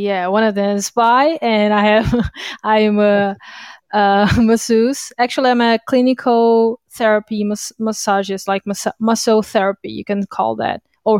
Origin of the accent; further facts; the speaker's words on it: Brazil; English is a second language; I am from Brazil. I live here since I was born, so that's my place.